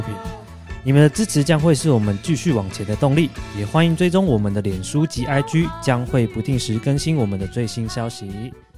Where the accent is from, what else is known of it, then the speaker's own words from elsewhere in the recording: Taiwan; 我们台湾人